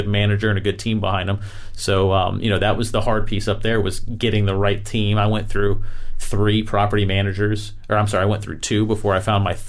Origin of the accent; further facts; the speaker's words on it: Florida, United States; I'm from Florida.